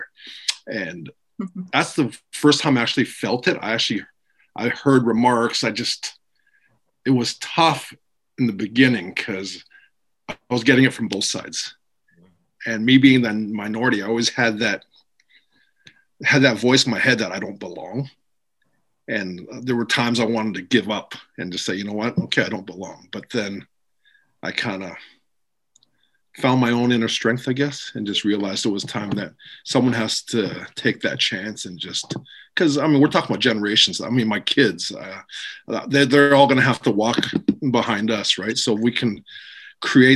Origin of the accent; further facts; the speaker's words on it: Vancouver, British Columbia, Canada; Growing up in Vancouver